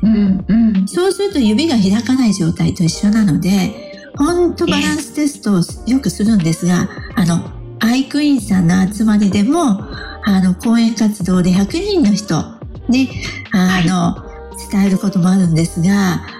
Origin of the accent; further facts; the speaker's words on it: Matsue, Shimane, Japan; moved away; also born or lived in Okayama / Shimonoseki; 私の実家でありますね、松江